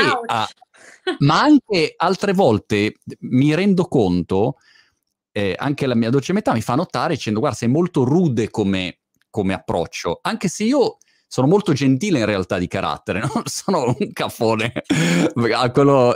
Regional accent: Milan, Lombardy, Italy; milanese come me

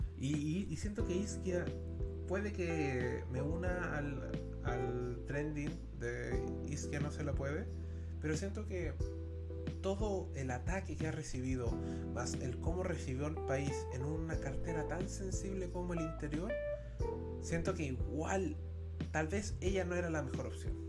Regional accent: Chile; soy de una institución bastante odiada en mi país

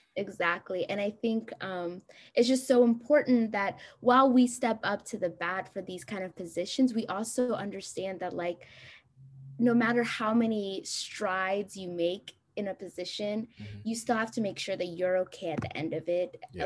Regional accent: Columbus, Ohio, United States; moved away as an adult; also born or lived in Addis Ababa, Ethiopia / Houston, Texas / Stanford, California; I was born in Addis Ababa, Ethiopia, and I moved here when I was five with my whole family to Columbus, Ohio, and I grew up there until I basically came to Rice

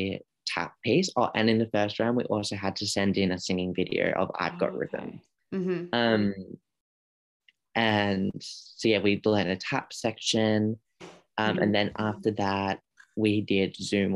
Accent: Australia; I'm Australian

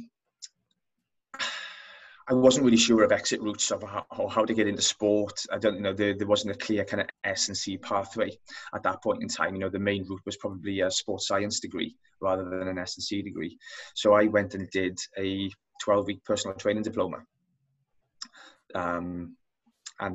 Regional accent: Wales, United Kingdom; accent: Welsh; as you can probably tell by my accent, I'm Welsh

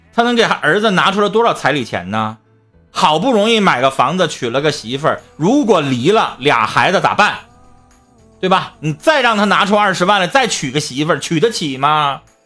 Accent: Northeast China, China; 我们东北人都喜欢海边

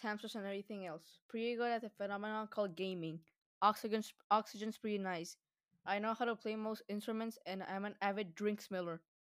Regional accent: San Diego, California, United States; I was born in San Diego, California

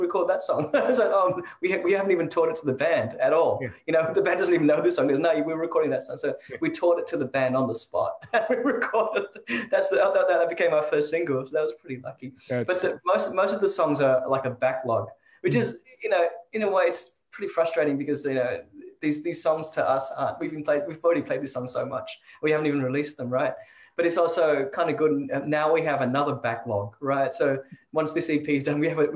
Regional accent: Sydney, New South Wales, Australia; also born or lived in Toronto, Canada; I grew up mostly in Sydney

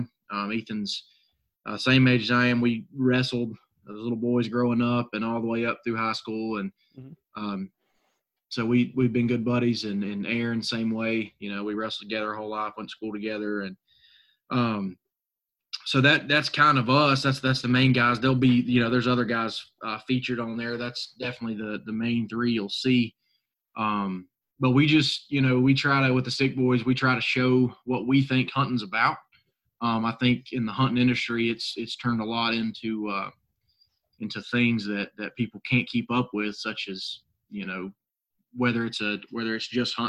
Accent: Northwest North Carolina, United States; I'm from Northwest North Carolina, up in the mountains.

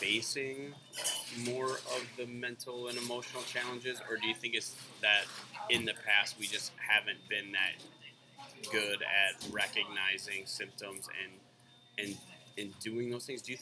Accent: Wisconsin, United States; moved away as an adult; also born or lived in Houston, Texas / Richmond; I grew up in Wisconsin, primarily, you know, all white school, you know, small town Wisconsin

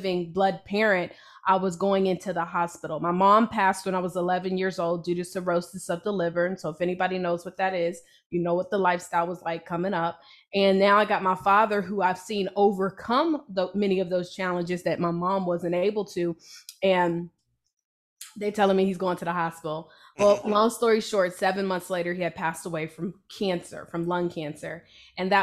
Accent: Hampton, Virginia, United States; moved away; I'm originally from Virginia. Hampton, Virginia.

